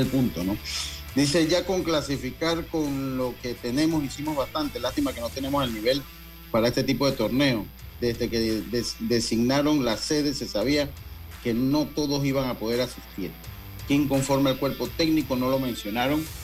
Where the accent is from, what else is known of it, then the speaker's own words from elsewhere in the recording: Dominican Republic; no, no, somos dominicanos